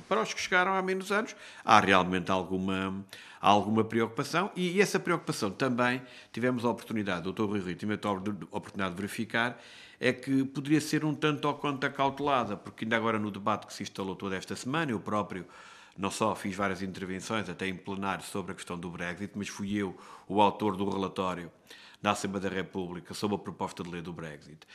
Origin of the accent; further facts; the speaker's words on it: Castelo Branco, Centro, Portugal; eu sou de Castelo Branco